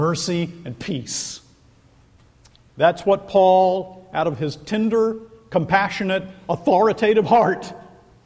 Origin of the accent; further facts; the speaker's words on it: Scotland, United Kingdom; I'm a Scot.